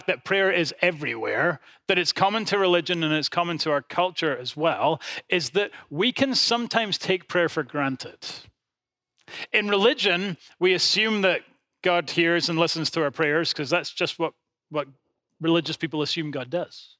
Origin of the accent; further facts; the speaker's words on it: Edinburgh, Scotland, United Kingdom; my hometown of Edinburgh